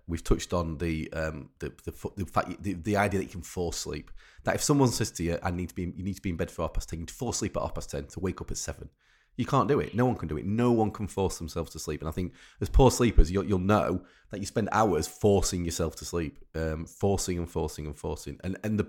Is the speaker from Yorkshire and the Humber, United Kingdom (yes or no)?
yes; Rotherham, Yorkshire and the Humber, United Kingdom; I'm from Rotherham, and in we used to have on the local radio station like Night Owls